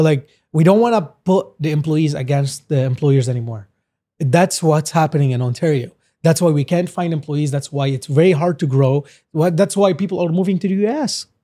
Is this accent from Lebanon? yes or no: yes; Lebanon; now in Canada; we're like originally from Lebanon